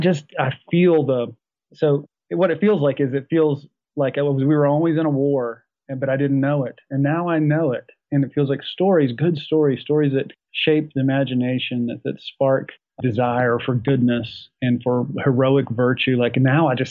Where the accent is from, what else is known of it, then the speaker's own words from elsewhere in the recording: Appalachia in West Virginia, United States; moved away; also born or lived in Africa (Zulu region, South Africa); growing up in Appalachia in West Virginia